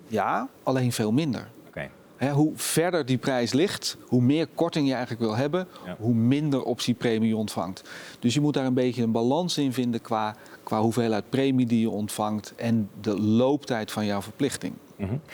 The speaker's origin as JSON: {"language": "Dutch", "country": "Netherlands", "said": "We zijn Nederlanders"}